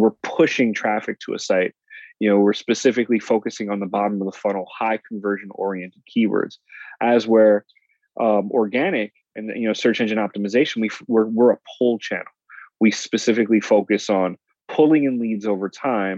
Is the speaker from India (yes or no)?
no; Puerto Rico; now in San Diego, United States; I grew up in Puerto Rico as a kid